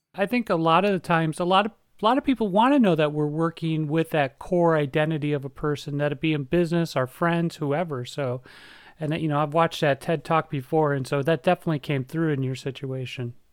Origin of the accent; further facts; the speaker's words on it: Minnesota, United States; We're both from Minnesota. We grew up pretty close to each other